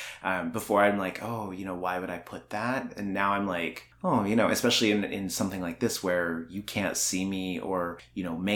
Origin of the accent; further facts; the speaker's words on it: Alberta, Canada; I grew up in Alberta and predominantly, you know, it's redneck.